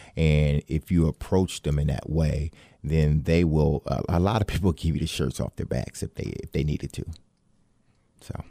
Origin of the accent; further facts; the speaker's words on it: Detroit, Michigan, United States; born and raised in Detroit, Michigan